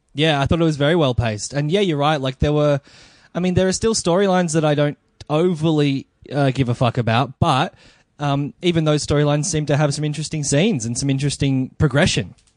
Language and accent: English; Melbourne, Victoria, Australia; I am a comedian from Melbourne